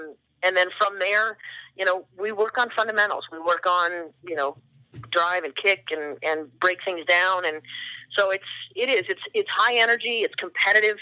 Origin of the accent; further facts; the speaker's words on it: Oregon, United States; now in Boston, United States; I grew up in Oregon, and I've got family in Eastern Oregon where there are no people.